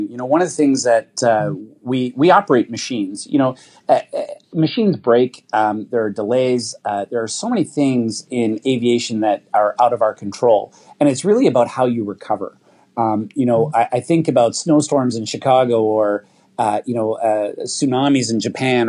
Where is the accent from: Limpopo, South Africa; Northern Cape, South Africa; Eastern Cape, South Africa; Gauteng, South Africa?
Gauteng, South Africa; Roodepoort; now in Canada; as a young boy in South Africa